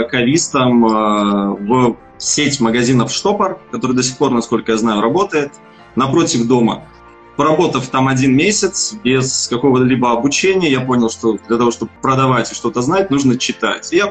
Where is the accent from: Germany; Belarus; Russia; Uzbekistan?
Belarus; moved away as an adult; now in Ukraine; я независимый сомелье из Беларуси. Переехал где-то два с половиной года назад в Украину. Собственно, сейчас здесь и работаю.